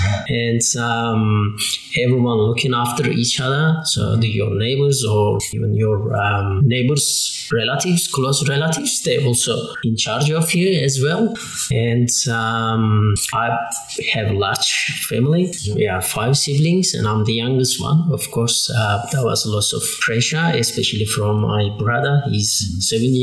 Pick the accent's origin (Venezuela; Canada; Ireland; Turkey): Turkey; English is a second language; moved away as an adult; also born or lived in England; now in Hobart, Australia; I'm from Turkey, and I have been living in Tasmania 19 years